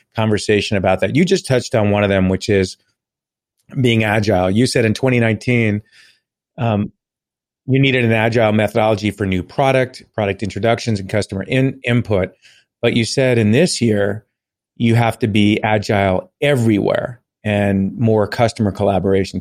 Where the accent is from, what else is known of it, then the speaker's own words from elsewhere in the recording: Long Island, New York, United States; I grew up on Long Island